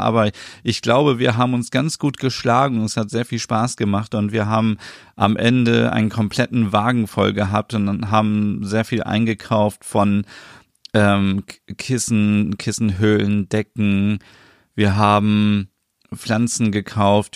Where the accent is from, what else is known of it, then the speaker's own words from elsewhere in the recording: Northern Germany, Germany; hier bei uns in Norddeutschland